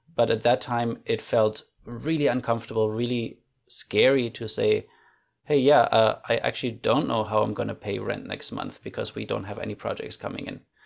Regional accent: Germany; moved away as an adult; now in Canada; I grew up in Germany

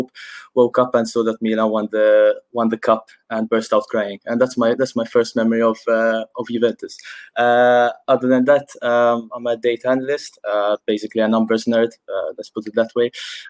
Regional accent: Malta; I'm 25 from Malta.

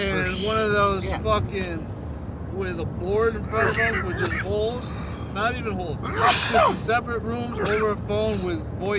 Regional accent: United States; I'm a fucking American. I was born in America, I'm American.

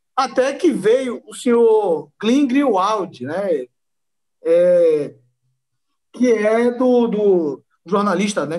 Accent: Northeast Region, Brazil; eu sou nordestino, pô. Sou nordestino mestiço

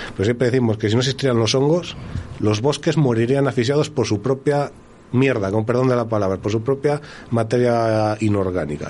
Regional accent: Montemayor de Pililla, Castile and León, Spain; yo soy de Montemayor

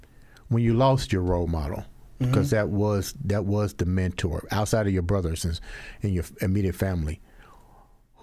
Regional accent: Georgia, United States; I'm from Georgia

